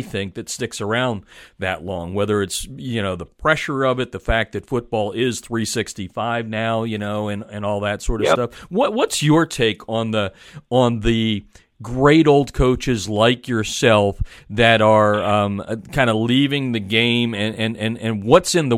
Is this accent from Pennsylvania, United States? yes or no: yes; Pennsylvania, United States; I'm from Pennsylvania